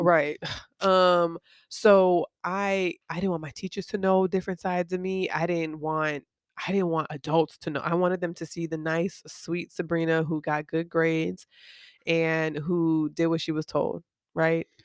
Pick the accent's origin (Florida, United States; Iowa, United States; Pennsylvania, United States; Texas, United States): Florida, United States; Miami; moved away as an adult; when I was growing up in Miami